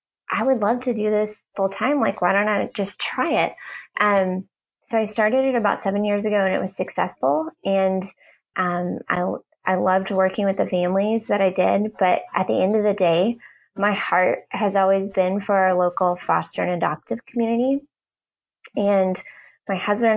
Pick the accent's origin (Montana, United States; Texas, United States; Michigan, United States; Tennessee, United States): Tennessee, United States; Nashville; also born or lived in Knoxville, Tennessee; I grew up in the Nashville area